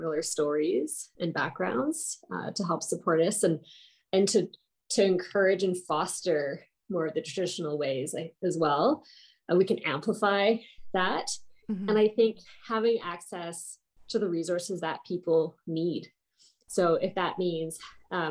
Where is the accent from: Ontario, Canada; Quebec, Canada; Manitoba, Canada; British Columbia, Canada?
Manitoba, Canada; Winnipeg; now in Calgary, Canada; I'm originally out of Treaty 1 territory of the Red River Settlement, also known as Winnipeg